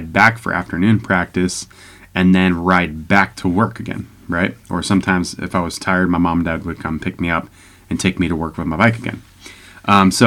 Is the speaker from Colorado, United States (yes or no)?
yes; Security-Widefield, Colorado, United States; also born or lived in Pueblo West, Colorado; I was born and raised in Southern Colorado Springs, a little town called Security, all right, right next to Security Whitefield area